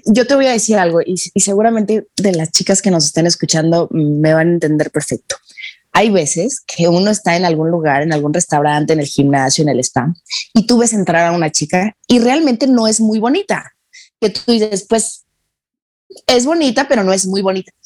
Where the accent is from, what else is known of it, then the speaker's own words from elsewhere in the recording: Mexico; nosotros en, en, México